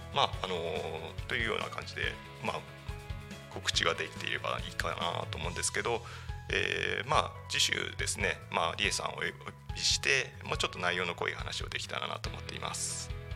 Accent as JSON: {"language": "Japanese", "town": "Tako", "region": "Chiba", "country": "Japan", "tie": "born or raised there", "also_born_or_lived": "Tokyo", "said": "生まれは多古町ではないんですが、えー、3月からあ3歳から3歳から多古町で育ちました"}